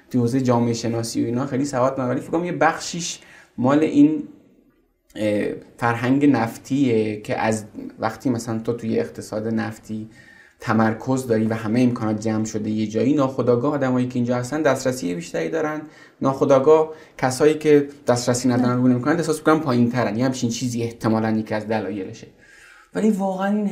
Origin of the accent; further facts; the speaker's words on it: Zahedan, Sistan and Baluchestan, Iran; moved away as an adult; also born or lived in Zabol; now in Tehran, Iran; بعدش ما برای زندگی اومدیم زاهدان و تا سن 18 سالگی قبل از کنکور من زاهدان بودم